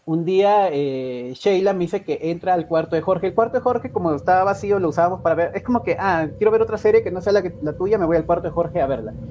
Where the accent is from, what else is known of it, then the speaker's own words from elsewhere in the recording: Peru; lo que hacíamos, como buenos peruanos, había que sobrevivir y hacíamos nuestras ollas comunes